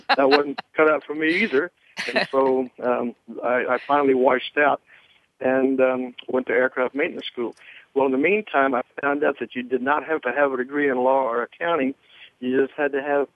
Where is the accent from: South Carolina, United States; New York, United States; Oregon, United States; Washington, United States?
South Carolina, United States; Charleston; moved away; my hometown of Charleston, South Carolina.